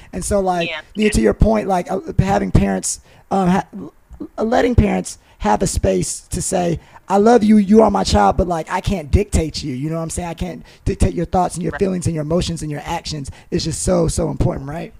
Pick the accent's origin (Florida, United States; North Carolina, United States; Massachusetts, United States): North Carolina, United States; High Point; I'm from High Point, North Carolina